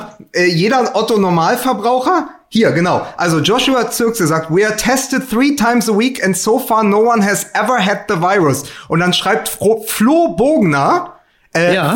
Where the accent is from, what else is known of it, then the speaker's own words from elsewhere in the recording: Berlin, Germany; als Berliner